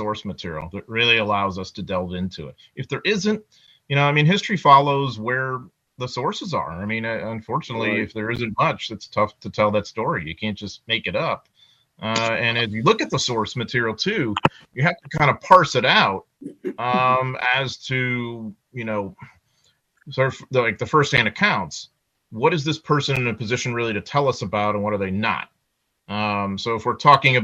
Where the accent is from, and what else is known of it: United States